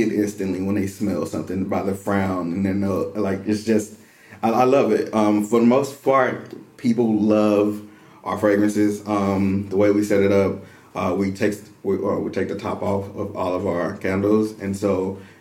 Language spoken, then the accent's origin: English; Dallas, Texas, United States; moved away as an adult; now in Waco, United States; I'm originally from Dallas, Texas